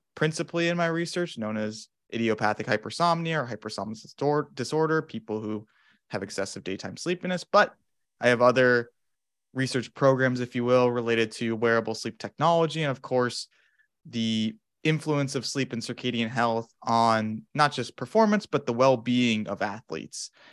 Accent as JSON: {"language": "English", "town": "Phoenix", "region": "Arizona", "country": "United States", "moved": "as an adult", "lives_now": "Madison, United States", "said": "I'm originally from Phoenix, Arizona, in the States"}